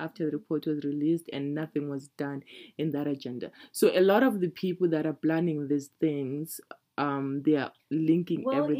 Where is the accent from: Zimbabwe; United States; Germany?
Zimbabwe; now in Canada; I usually say I'm from Zimbabwe because I don't want to have this conversation with you.